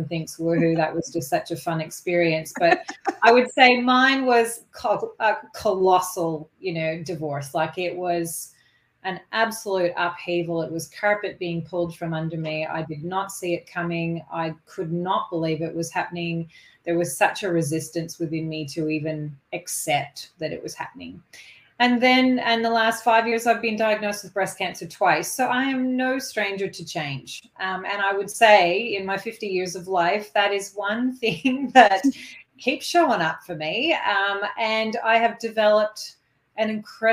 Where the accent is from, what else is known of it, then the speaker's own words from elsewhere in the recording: Kingston, Ontario, Canada; moved away as an adult; also born or lived in Ottawa, Canada; now in Sunshine Coast, Australia; I am Canadian born, and I've lived half my life in Canada and half my life in Australia now